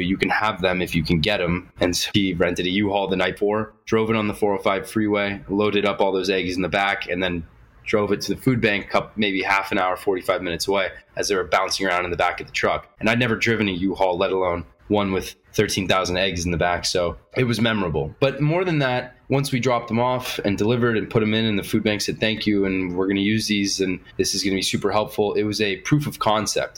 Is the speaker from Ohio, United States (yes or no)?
no; Los Angeles, California, United States; the bubble that we grew up in in Los Angeles